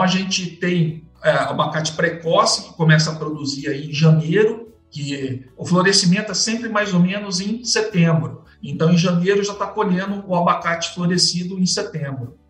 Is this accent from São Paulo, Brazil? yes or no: yes; Campinas, São Paulo, Brazil; eu nasci em Campinas, meu pai trabalhava em Campinas